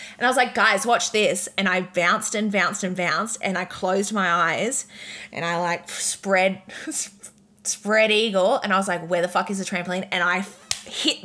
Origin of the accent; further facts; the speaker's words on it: Redcliffe, Queensland, Australia; I'm from Redcliffe. There's not even waves in Redcliffe